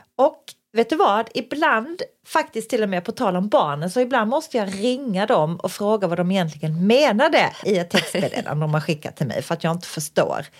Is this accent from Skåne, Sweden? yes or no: yes; Skåne, Sweden; vi är skåningar själva